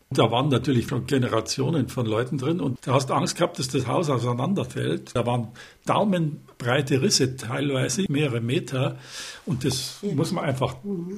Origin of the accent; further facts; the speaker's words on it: Munich, Bavaria, Germany; als Münchner